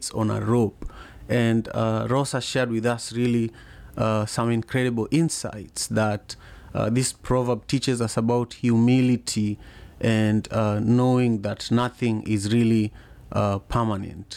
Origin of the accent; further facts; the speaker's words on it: Kisumu, Kisumu County, Kenya; now in United States; I grew up in Manyata in Kisumu, Kenya